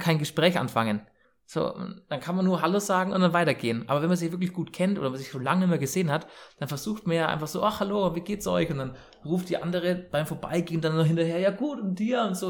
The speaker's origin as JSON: {"language": "German", "town": "Bayreuth", "region": "Bavaria", "country": "Germany", "said": "bei uns in Bayreuth"}